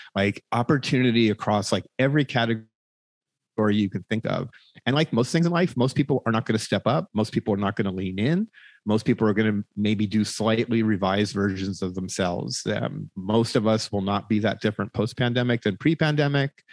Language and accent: English; United States